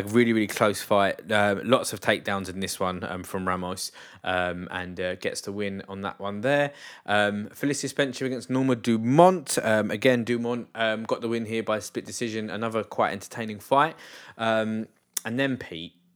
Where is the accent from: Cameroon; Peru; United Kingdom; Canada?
United Kingdom; England; I'm English